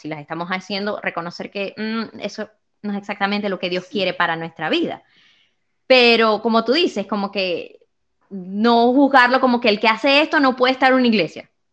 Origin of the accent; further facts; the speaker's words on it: Venezuela; moved away; después que salí de Venezuela